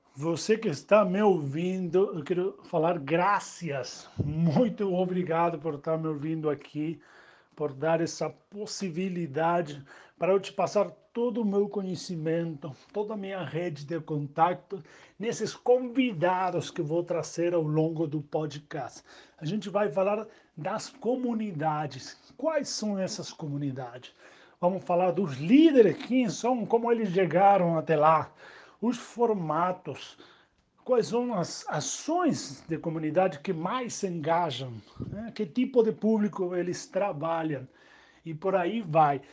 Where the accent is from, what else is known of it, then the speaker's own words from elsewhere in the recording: Argentina; Portuguese is a second language; moved away as an adult; also born or lived in Uruguay; now in Brazil; argentino, reside no Brasil faz sete anos